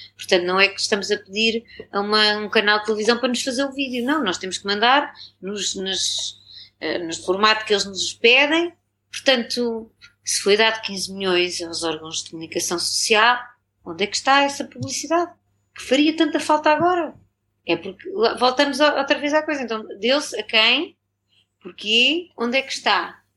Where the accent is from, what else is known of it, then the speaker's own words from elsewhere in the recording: Torres Vedras, Lisbon, Portugal; moved away as an adult; also born or lived in New York, United States; eu sou de Torres Vedras